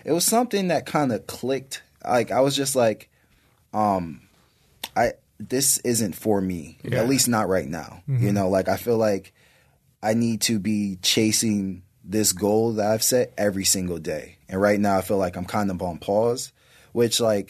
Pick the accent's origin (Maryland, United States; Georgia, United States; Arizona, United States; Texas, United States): Maryland, United States; moved away; also born or lived in Chicago, Illinois; I was raised in Maryland. So like, you know, most of my true growth happened in Maryland and the DMV